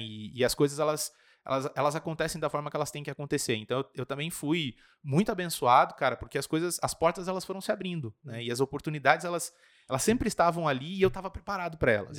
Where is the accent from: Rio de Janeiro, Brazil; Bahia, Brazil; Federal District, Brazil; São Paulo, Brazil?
São Paulo, Brazil; Registro; now in Curitiba, Brazil; eu sou de uma cidade do interior de São Paulo fica mais ou menos 200 quilômetros daqui de, de Curitiba